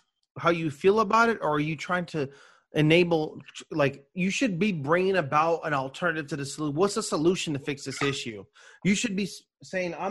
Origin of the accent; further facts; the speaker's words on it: United States; me as being an American citizen of America